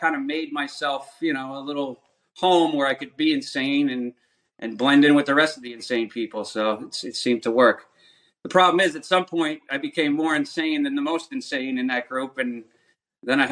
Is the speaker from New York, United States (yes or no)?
yes; Rockland County, New York, United States; I grew up in Rockland County.